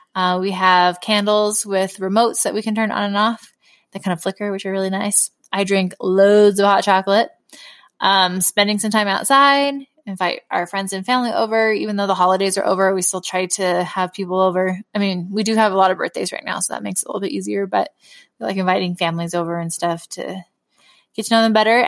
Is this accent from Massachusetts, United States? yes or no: no; California, United States; moved away as an adult; also born or lived in Utah; now in Wisconsin, United States; I grew up in California. We do not have cold weather